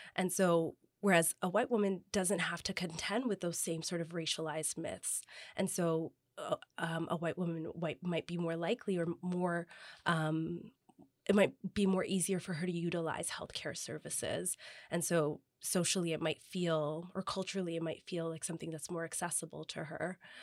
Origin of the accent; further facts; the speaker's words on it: Toronto, Ontario, Canada; also born or lived in Kingston, Ontario; I grew up in the West End, I grew up with Jane and Wilson, um, and lived there for the majority of my life